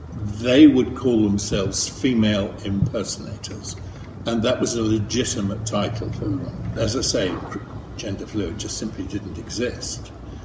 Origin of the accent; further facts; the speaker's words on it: Ireland; moved away as an adult; now in London, United Kingdom; I grew up in Ireland until I came over to England to go to art college. So people in England often think I'm Irish and people in Ireland think I'm English. So I've settled for London Irish.